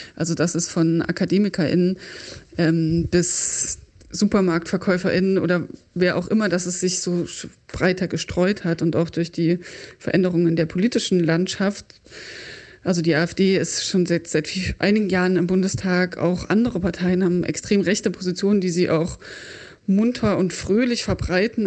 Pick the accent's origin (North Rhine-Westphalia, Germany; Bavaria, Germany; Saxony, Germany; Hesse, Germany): Saxony, Germany; Leipzig; moved away as an adult; also born or lived in Braunschweig / Hildesheim; now in Berlin, Germany; Ich bin geboren und aufgewachsen in Leipzig und lebe jetzt schon mindestens elf, nein, fast zwölf Jahre in Berlin